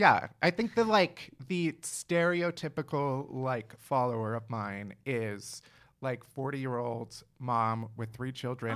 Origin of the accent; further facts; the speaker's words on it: Chicago, Illinois, United States; moved away as an adult; now in New York, United States; So I moved to New York 5 years ago. One of my first winters here. I'm from Chicago